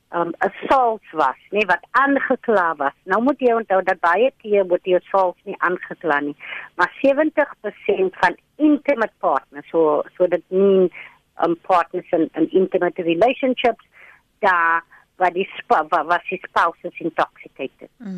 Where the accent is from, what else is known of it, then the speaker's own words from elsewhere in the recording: Cape Town, Western Cape, South Africa; ek kom van die Cape Flats